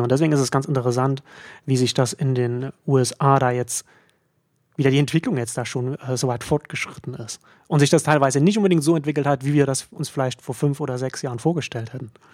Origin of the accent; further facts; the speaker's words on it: Germany; als Deutscher